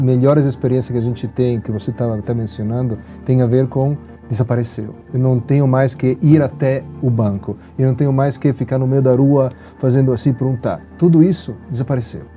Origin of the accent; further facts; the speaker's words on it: Italy; Portuguese is a second language; now in Brazil; o lugar onde eu nasci, que é a Itália